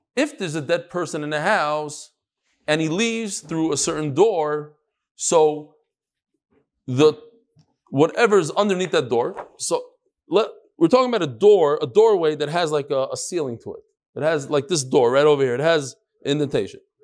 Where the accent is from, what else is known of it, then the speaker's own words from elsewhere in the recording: New York, United States; I'm from New York